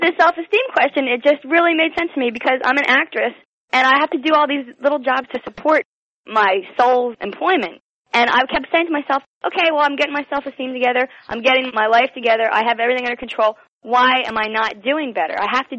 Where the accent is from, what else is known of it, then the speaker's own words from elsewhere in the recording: East Coast, United States; I was born on the East Coast.